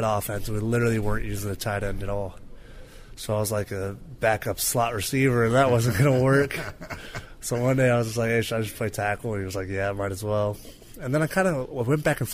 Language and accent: English; Dublin, California, United States; Dublin's a great place to grow up. It's just a family town